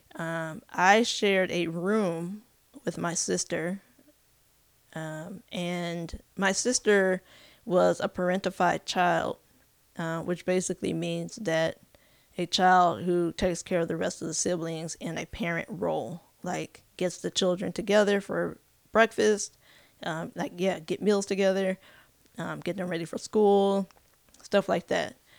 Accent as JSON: {"language": "English", "region": "California", "country": "United States", "tie": "born or raised there", "also_born_or_lived": "Elgin, Illinois / Arkansas", "moved": "yes", "lives_now": "Kansas City, United States", "said": "I grew up in California, uh, spent most of my life in California"}